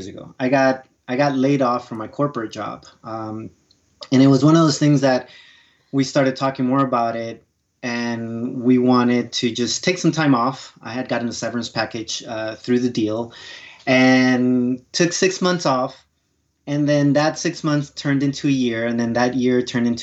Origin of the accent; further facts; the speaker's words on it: New York, United States; also born or lived in Colombia; I immigrated from South America, from Colombia, when I was about 8-9 years old, and grew up in New York